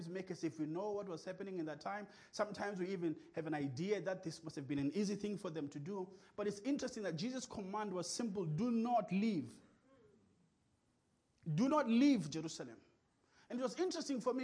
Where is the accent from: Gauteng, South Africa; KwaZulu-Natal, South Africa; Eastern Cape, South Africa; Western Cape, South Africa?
Eastern Cape, South Africa; King William's Town; English is a second language; I was from King.